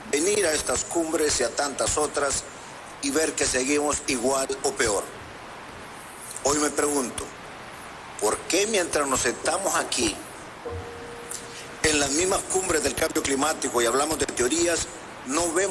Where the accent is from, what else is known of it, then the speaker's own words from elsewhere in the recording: Honduras; En mi país, Honduras